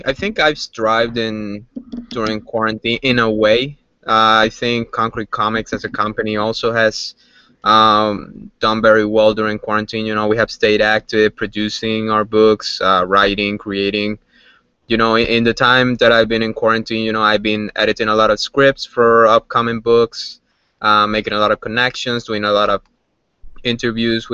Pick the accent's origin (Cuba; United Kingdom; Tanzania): Cuba; Havana; moved away; Growing up in Cuba